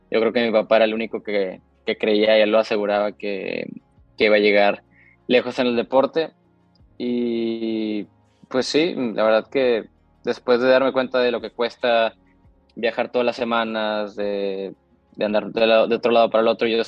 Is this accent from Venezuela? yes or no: no; McAllen, Texas, United States; born there; yo, yo de hecho nací en McAllen, en, en Texas, una ciudad fronteriza.